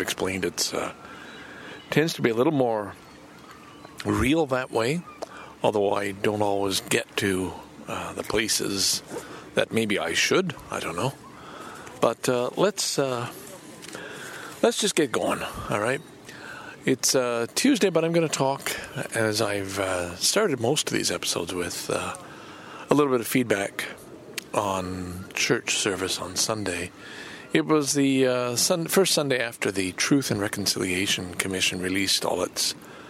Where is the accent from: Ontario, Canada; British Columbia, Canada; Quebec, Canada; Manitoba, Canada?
Quebec, Canada; Lachine; I grew up in Lachine, which was the site of a massacre